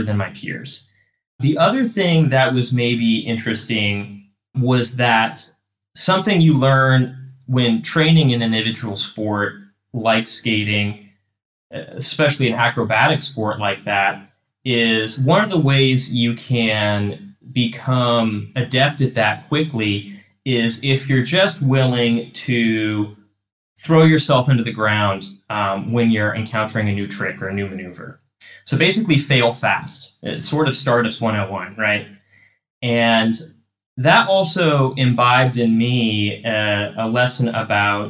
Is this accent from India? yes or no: no; Dallas, Texas, United States; also born or lived in Chicago, Illinois; now in Cleveland, United States; I grew up in Dallas, Texas.